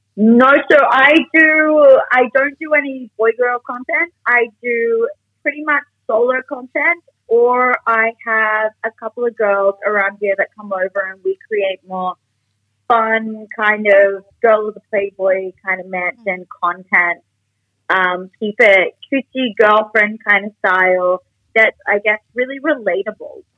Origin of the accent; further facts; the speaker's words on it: Australia; accent: Australian; also born or lived in Newcastle; now in Sydney, Australia; I am Australian. If you cannot tell from my accent